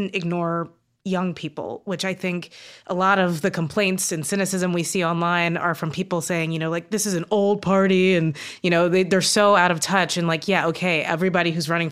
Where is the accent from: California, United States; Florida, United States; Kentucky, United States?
Kentucky, United States; growing up in Kentucky